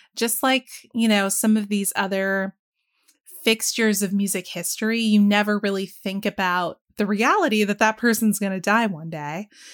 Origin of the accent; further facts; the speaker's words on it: the South, United States; growing up in the South